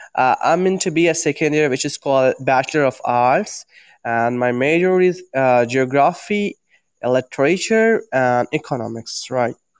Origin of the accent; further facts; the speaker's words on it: India; I'm from India